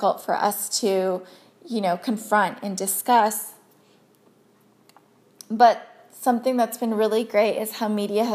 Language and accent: English; United States; growing up in America, I was born and raised here